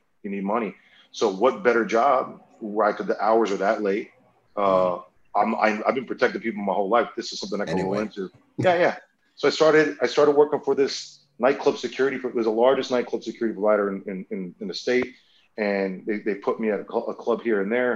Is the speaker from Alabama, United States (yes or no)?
no; South Florida, United States; I'm from South Florida